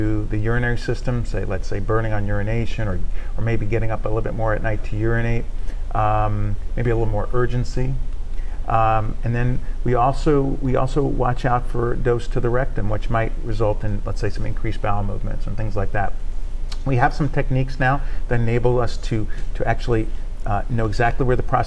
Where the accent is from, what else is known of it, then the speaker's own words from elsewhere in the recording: Northeast, United States; moved away as an adult; now in Shreveport, United States; I'm not originally from Shreveport. I'm from the Northeast.